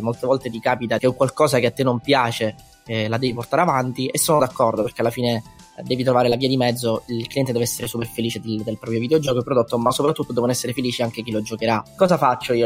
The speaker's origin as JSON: {"language": "Italian", "town": "Messina", "region": "Sicily", "country": "Italy", "also_born_or_lived": "London", "moved": "as an adult", "lives_now": "Milan, Italy", "said": "io ho 22 anni, sono di Messina, siciliano"}